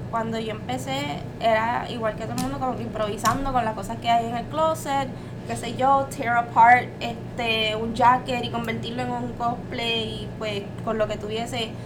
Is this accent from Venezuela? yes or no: no; Carolina, Puerto Rico; soy de Carolina y pues se me hace bien difícil no decir la palabra cabrón